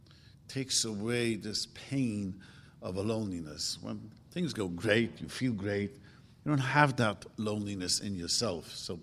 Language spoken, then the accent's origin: English; Williamsburg, New York, United States; I grew up in Williamsburg, and we used to fight with the Puerto Ricans.